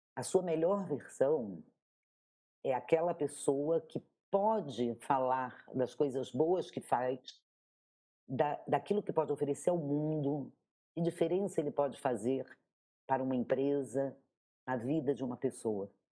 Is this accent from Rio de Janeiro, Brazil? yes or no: yes; Rio de Janeiro, Brazil; moved away; eu sou carioca, e eu nasci nessa cidade